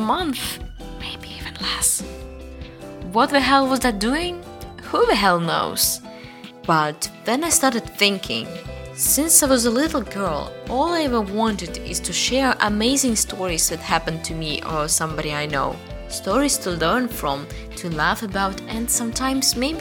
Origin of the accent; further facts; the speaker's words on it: Russia; moved away as an adult; also born or lived in China / Italy; I was born in Russia, lived in China and moving to Italy.